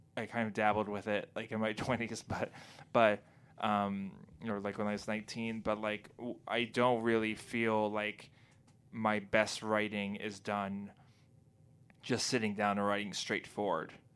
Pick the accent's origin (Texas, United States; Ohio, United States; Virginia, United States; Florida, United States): Texas, United States; also born or lived in Kentucky / Indiana; now in New England, United States; I'm from Texas